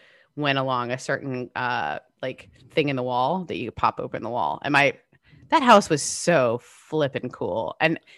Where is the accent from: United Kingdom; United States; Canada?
Canada; moved away; My house that I grew up in Canada was the coolest house